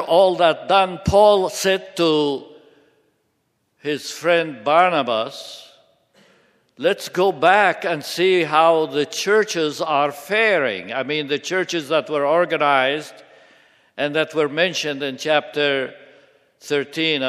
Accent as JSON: {"language": "English", "town": "Seleucia", "region": "Hatay", "country": "Turkey", "tie": "born or raised there", "said": "Seleucia, which happens to be my birthplace"}